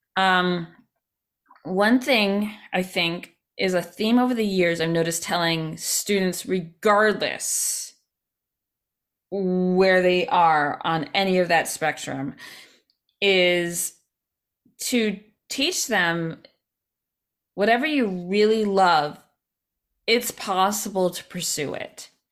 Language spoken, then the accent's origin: English; Albany, New York, United States; now in New York City, United States; where I grew up in Albany